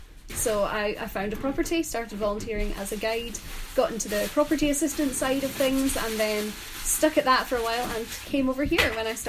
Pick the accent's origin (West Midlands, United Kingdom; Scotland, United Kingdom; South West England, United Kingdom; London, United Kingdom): Scotland, United Kingdom; Penicuik; I'm from Pennycook originally, so just outside Edinburgh.